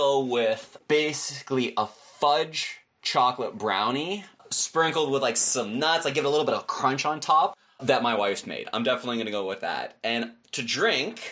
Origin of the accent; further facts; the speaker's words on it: Canada; as a Canadian